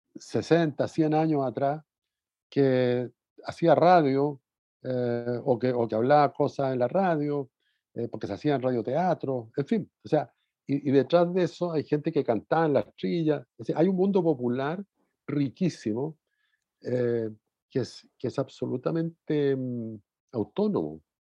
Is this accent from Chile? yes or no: yes; Talcahuano, Biobío, Chile; also born or lived in Curicó; Yo vivía en Talcahuano